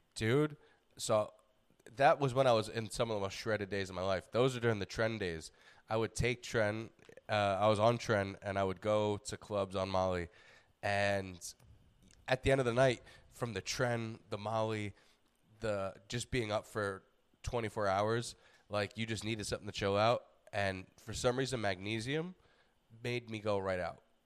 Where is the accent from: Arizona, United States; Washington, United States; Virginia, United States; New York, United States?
New York, United States; moved away; being a New Yorker